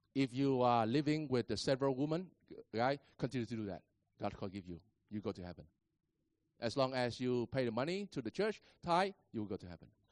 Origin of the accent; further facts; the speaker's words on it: Vietnam; I am a Vietnamese